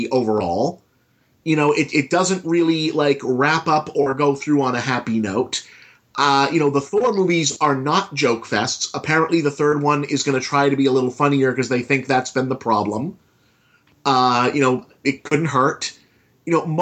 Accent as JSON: {"language": "English", "country": "United States", "said": "I'm an American"}